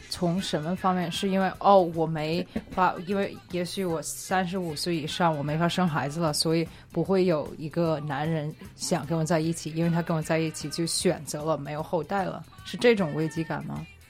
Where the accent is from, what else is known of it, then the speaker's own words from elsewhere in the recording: United States; 我是在，一直在美国长大，然后在大学期间我是学经济的